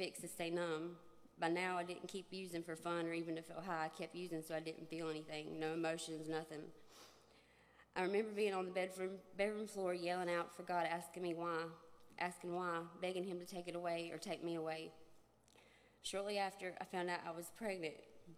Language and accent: English; Shelby, North Carolina, United States; I'm from Shelby, North Carolina